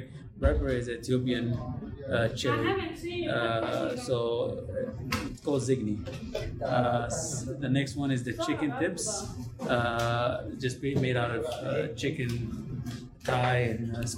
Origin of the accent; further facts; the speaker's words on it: Cairo, Cairo Governorate, Egypt; also born or lived in Somalia; now in Des Moines, United States; originally from Somalia. I grew up and raised in Egypt, Cairo.